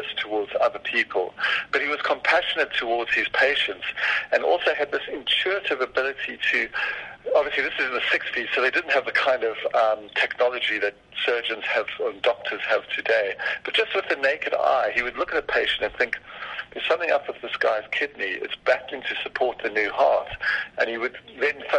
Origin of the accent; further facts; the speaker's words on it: South Africa; I was only 6 years old in 67, so I was, for me as a South African